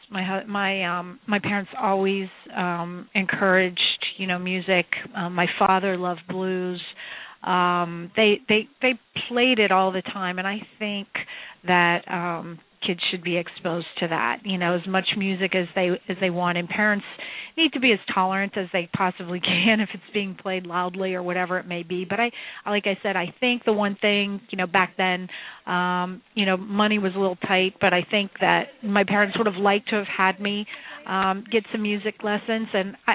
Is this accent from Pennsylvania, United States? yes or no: yes; Pittsburgh, Pennsylvania, United States; I'm from Pittsburgh originally, into Pittsburgh from the suburbs